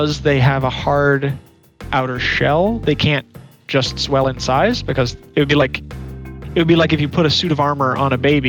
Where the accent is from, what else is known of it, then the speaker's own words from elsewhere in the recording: Chesapeake Bay, United States; I also grew up around the Chesapeake Bay and ate hard crabs all the time